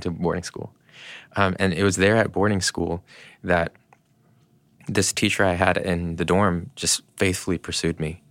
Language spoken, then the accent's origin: English; Canada; now in United States; I was born in Canada